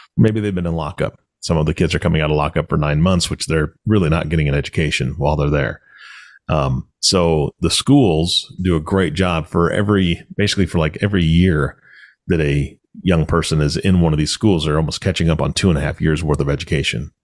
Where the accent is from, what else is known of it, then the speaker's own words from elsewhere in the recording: Washington, United States; moved away as an adult; also born or lived in Omaha, Nebraska; I'm from Washington State